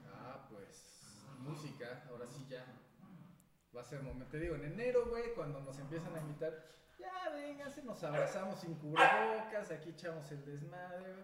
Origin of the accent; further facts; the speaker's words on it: Mexico; como buenos mexicanos